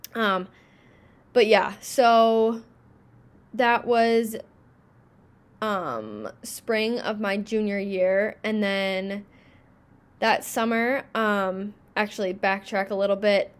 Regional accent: Minnesota, United States; I'm from Minnesota

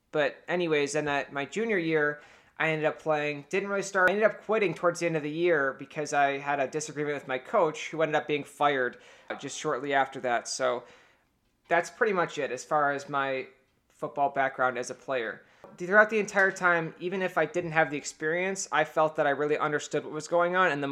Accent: Cleveland, Ohio, United States; born there; now in Buffalo, United States; because I was born in Cleveland

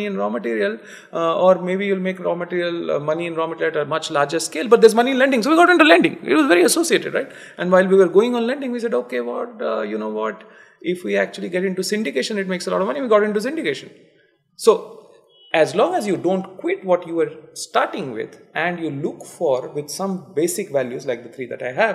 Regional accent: Cuttack, Odisha, India; I am from Cuttack, which is like a tier 3 town, but 1,000 years old

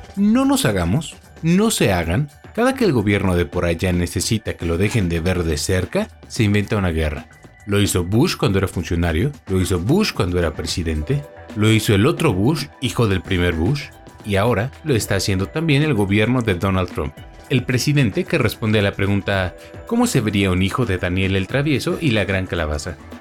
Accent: Mexico; como buen mexicano

